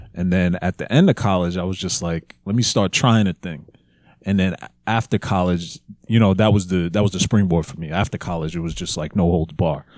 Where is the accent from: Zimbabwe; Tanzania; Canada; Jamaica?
Jamaica; we're Jamaican